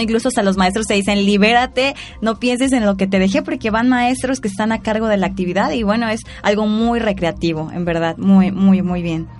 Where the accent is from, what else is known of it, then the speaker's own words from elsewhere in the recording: Mexico; las raíces de nuestro México